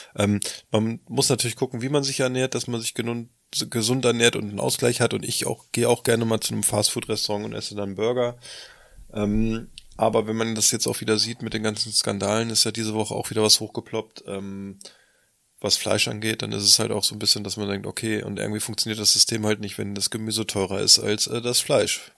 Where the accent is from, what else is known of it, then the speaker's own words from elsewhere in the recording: Lower Saxony, Germany; bei uns in Niedersachsen